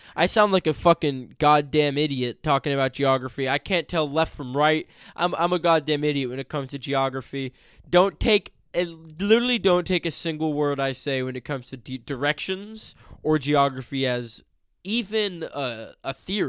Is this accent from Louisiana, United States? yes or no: no; California, United States; Growing up in California